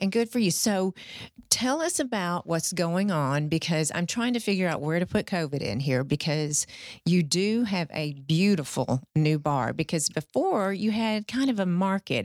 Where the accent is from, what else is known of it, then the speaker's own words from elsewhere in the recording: the South, United States; we're all from the South here